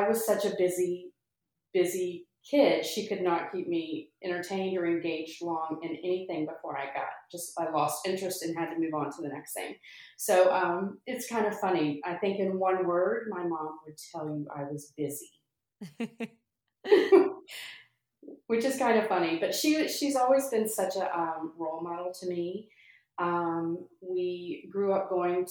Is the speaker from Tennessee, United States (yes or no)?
yes; Germantown, Tennessee, United States; now in Alpharetta, United States; I'm from Germantown, Tennessee originally.